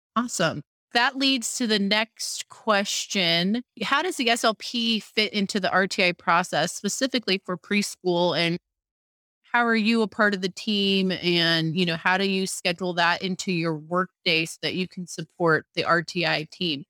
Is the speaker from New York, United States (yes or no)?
no; California, United States; I'm from California